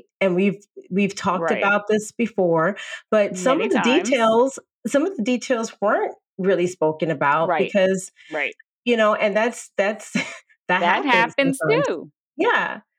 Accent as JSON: {"language": "English", "town": "Bronx", "region": "New York", "country": "United States", "lives_now": "Orange County, United States", "said": "I'm a transplant from the Bronx to Orange County."}